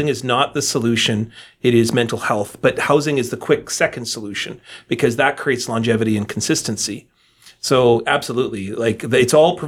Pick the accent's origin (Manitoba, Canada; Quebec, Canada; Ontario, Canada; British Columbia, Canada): Manitoba, Canada; I grew up on welfare in Manitoba housing.